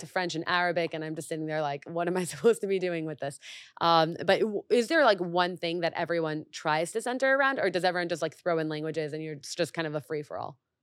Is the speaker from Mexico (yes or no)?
yes; Mexico; now in United States; I grew up in Mexico